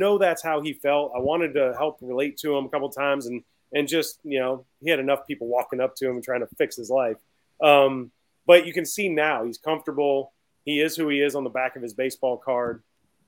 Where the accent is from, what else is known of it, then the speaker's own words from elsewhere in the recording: Baton Rouge, Louisiana, United States; I'm from Baton Rouge.